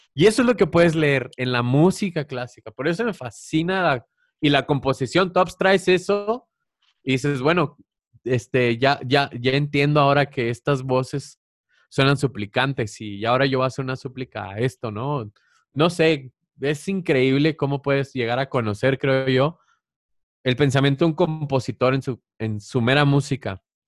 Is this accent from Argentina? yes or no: no; Chihuahua, Mexico; agarré uno de mi tierra, que es de Chihuahua, que yo bailé ese bailable de niño